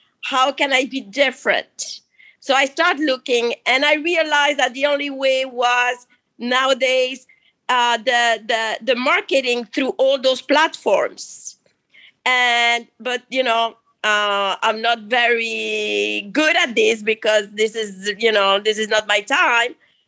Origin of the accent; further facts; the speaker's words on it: Miami, Florida, United States; I'm from Miami, Florida.